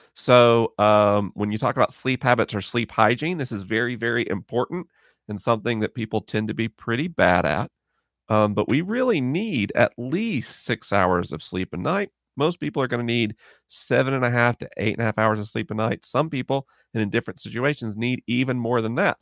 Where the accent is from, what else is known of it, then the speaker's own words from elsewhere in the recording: Florida, United States; Orlando, back in my home state of Florida